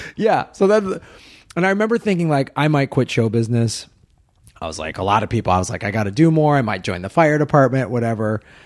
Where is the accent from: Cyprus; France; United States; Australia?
United States; Midwest; moved away as an adult; also born or lived in Madison, Wisconsin / Evanston, Illinois / Tucson, Arizona; Growing up in the Midwest